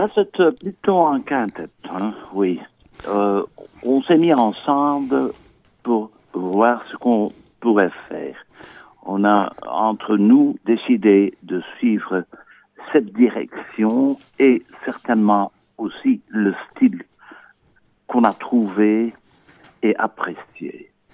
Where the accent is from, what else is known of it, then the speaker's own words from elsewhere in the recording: Campine, Antwerp region, Flanders, Belgium; de la région Campine, c'est-à-dire que on est un peu situé euh, région anversois